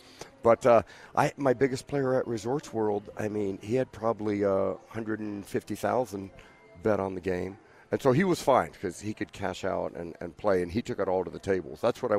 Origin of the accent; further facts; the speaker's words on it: Kansas, United States; So obviously I'm from Kansas.